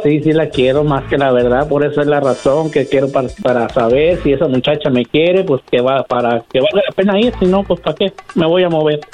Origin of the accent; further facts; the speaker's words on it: Tepatitlán, Jalisco, Mexico; yo soy de Jalisco, de Tepatitlán